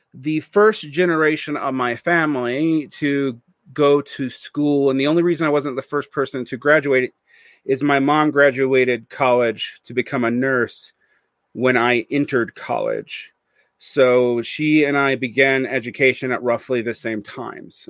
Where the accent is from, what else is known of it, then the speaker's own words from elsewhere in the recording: Georgia, United States; moved away as an adult; also born or lived in South Korea / Mexico / Egypt; Sea Island, which was off the coast of my home state